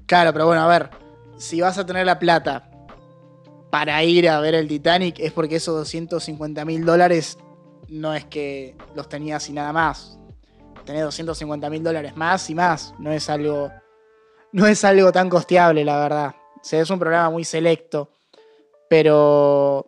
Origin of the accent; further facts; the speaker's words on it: Argentina; nosotros como sociedad argentina